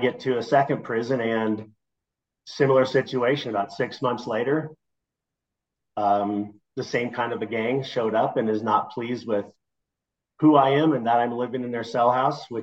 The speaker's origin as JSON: {"language": "English", "region": "Nebraska", "country": "United States", "tie": "born or raised there", "also_born_or_lived": "Denver", "moved": "yes", "said": "I grew up in Nebraska, where trains are a big part of it"}